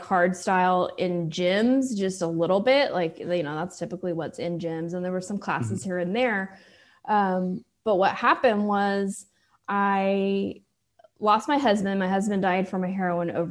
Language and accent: English; Austin, Texas, United States; also born or lived in Iceland; I was actually born in Iceland and then have been in Austin since I was two